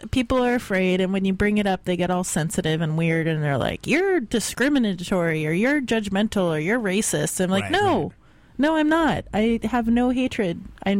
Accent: the South, United States; also born or lived in Sonoma County; now in San Francisco, United States; I grew up in the South.

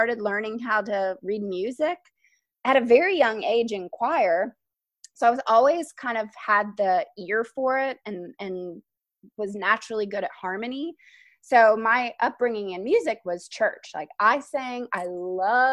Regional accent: Nashville, Tennessee, United States; moved away as an adult; now in Brooklyn, United States; I am from Nashville, Tennessee, and I've lived now in Brooklyn for 15 years

